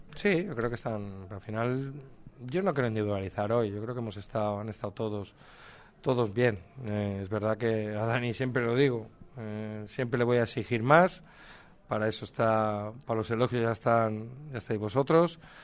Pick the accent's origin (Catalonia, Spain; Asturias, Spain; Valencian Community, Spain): Valencian Community, Spain; Castellón de la Plana; Yo soy de Castellón